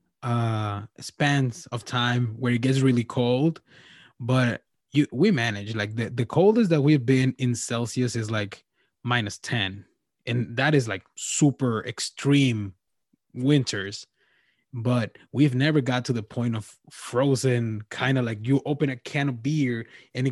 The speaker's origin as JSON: {"language": "English", "country": "Mexico", "said": "I'm from Mexico"}